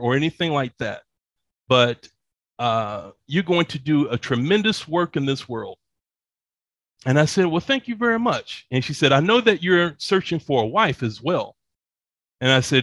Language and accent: English; Atlanta, Georgia, United States; moved away as an adult; also born or lived in Dallas, Texas; now in Bogota, Colombia; I grew up in Atlanta